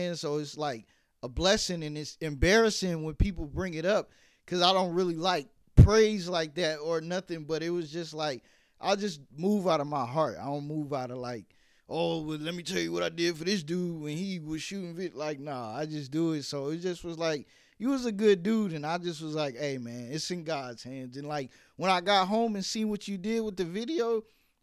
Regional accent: New York City, New York, United States; now in Atlanta, United States; I'm from Brooklyn

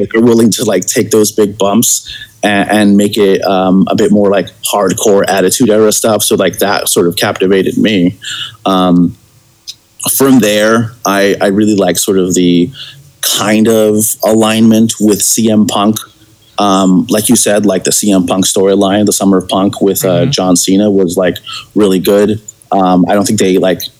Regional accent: Los Angeles, California, United States; born or raised there

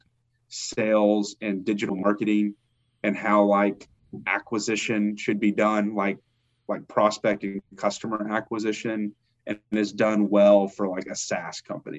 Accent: Kentucky, United States; moved away as an adult; also born or lived in Atlanta, Georgia; when that right opportunity opened up back home

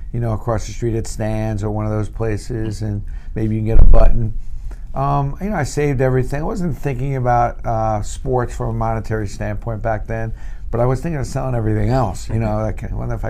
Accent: New York City, New York, United States; We grew up in Brooklyn

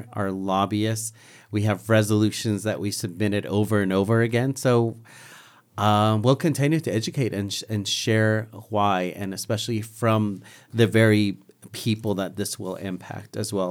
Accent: Navajo Nation, United States; I am from the Navajo Nation.

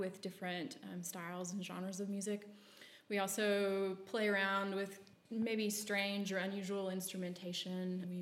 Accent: outside of Memphis, Tennessee, United States; also born or lived in Portland, Oregon; now in Nashville, United States; grew up outside of Memphis

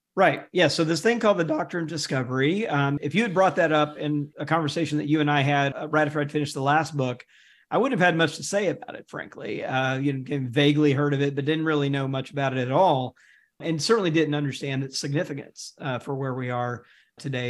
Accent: Jackson, Mississippi, United States; I'm from Mississippi. Um, you know, grew up in Jackson

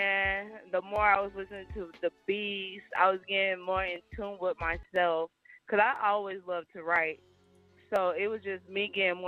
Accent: Indianapolis, Indiana, United States; now in Atlanta, United States; I am from Indianapolis, but I stay in the ATL

